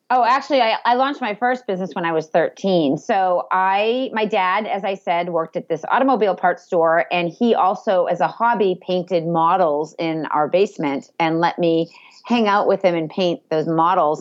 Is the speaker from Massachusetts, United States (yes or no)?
yes; Andover, Massachusetts, United States; I grew up in Andover